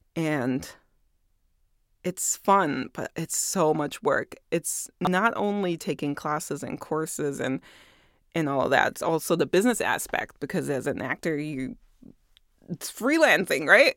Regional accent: Germany; moved away; I was born and raised in Germany

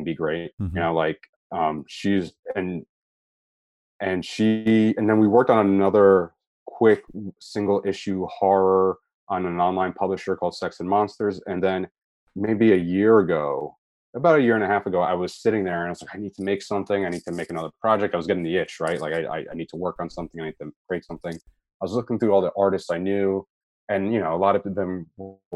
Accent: New Jersey, United States; I am from New Jersey, and I carry a lot of my New Jersey stink with me

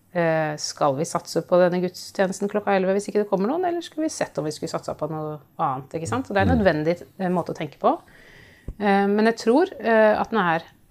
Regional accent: Oslo, Norway; jeg kommer fra Oslo. Jeg eh, vokste opp i Oslo.

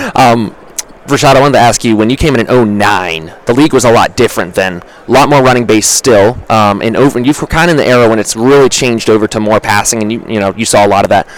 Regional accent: Richmond, Virginia, United States; I'm actually from Richmond, Virginia

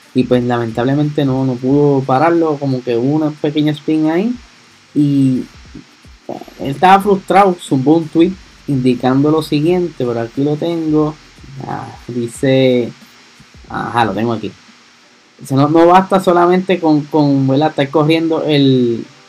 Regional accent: Puerto Rico; soy acá boricua

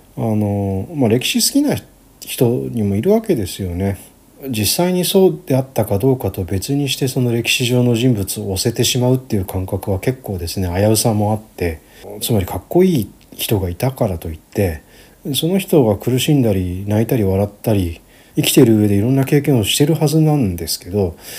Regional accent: Gunma, Japan; 私の地元群馬県なんですけど

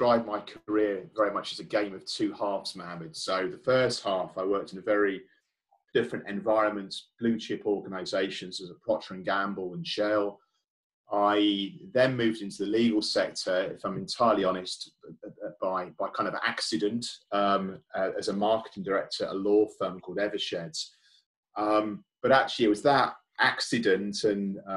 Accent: United Kingdom; I'm British myself, and I've lived here all my life

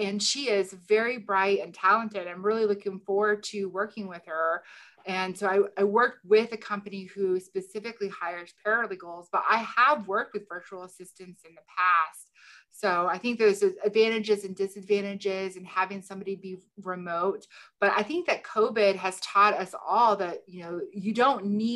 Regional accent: Shelbyville, Illinois, United States; also born or lived in New York City; Shelbyville, Illinois, my hometown

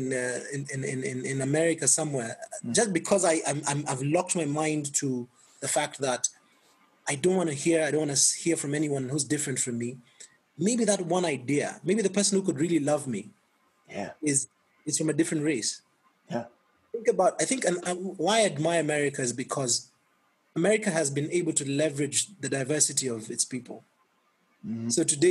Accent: Kenya; also born or lived in France

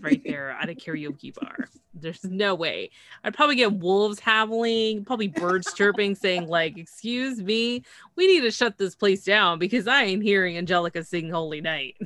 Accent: Canada; I'm from Canada

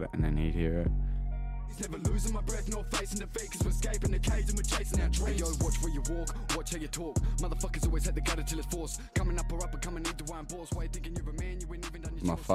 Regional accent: Kwinana, Western Australia, Australia; I grew up in Kwinana

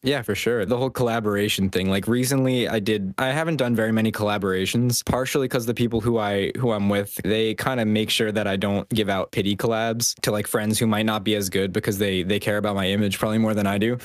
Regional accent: Westchester County, New York, United States; I grew up in New York, a little bit above New York City in a county called Westchester

